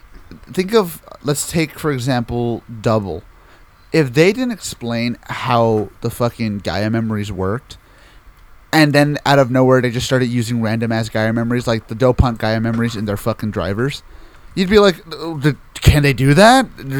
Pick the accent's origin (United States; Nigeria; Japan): Japan; English is a second language; I come from Japan, and every time I see Americans talk about toku, excluding you, of course, it seems like they are thinking too much with the mindset that is commonplace in your country and not the mindset that is commonplace in mine.